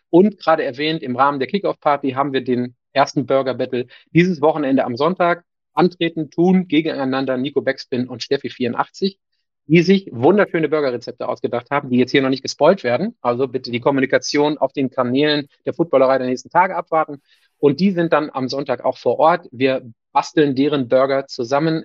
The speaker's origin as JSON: {"language": "German", "region": "Northern Germany", "country": "Germany", "said": "Für mich als Norddeutscher"}